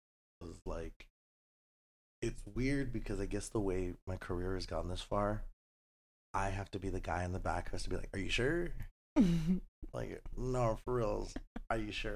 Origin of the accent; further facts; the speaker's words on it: El Paso, Texas, United States; moved away as an adult; now in Las Vegas, United States; I love my hometown.